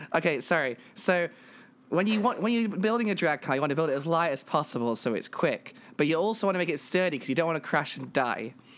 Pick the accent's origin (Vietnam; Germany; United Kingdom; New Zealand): United Kingdom; England; I'm a British trans woman from England